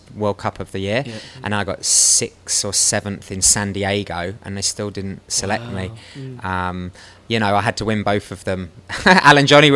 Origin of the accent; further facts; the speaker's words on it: London, United Kingdom; I'm from London, I grew up in West London